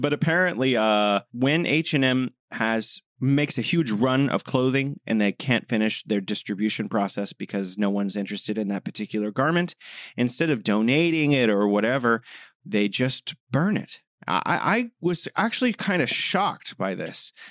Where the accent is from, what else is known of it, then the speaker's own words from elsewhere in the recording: United States; moved away; the U S, my home country